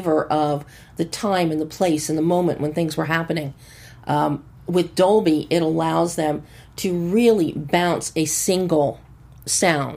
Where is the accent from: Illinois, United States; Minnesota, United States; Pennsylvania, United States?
Pennsylvania, United States; Philadelphia; I grew up in suburban Philadelphia